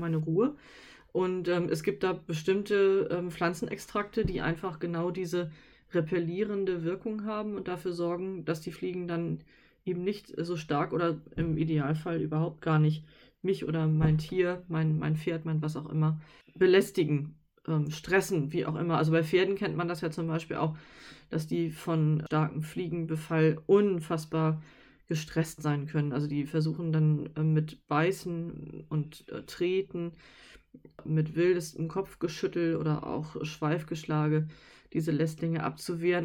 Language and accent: German; Northern Germany, Germany; wir kommen aus Norddeutschland